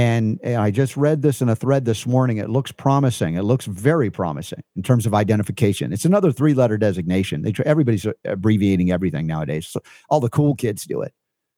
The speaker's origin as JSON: {"language": "English", "region": "the South", "country": "United States", "tie": "born or raised there", "said": "Boy growing up in the South. What did I know?"}